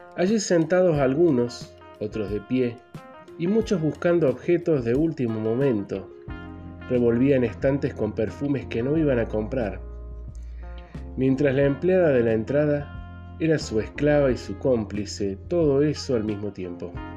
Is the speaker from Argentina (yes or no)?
yes; Río Gallegos, Santa Cruz, Argentina; moved away as an adult; also born or lived in Córdoba, Argentina / Villa María, Argentina; Nací en Río Gallegos, en la provincia de Santa Cruz, en el sur de Argentina.